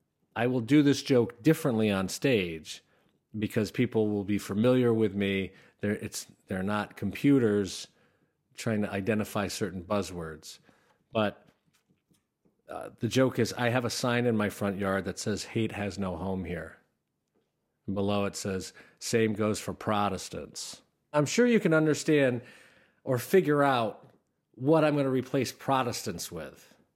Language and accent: English; Schenectady, New York, United States; I grew up in Schenectady, and it's kind of a blue-collar town, but there's a lot of old-school Democrats and a lot of newer Republicans